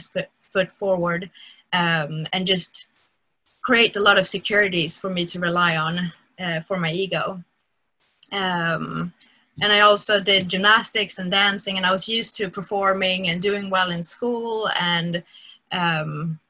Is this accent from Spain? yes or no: no; Stockholm, Stockholm County, Sweden; I grew up in Stockholm, and in the Stockholm church